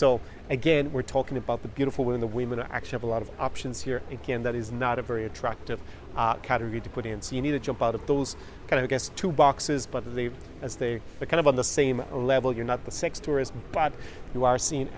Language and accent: English; Ireland; moved away as an adult; now in Ukraine; my hometown in Ireland